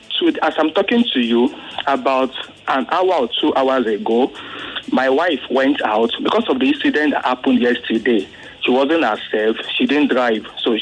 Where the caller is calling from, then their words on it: Lagos, Nigeria; I'm calling from Satellite Town.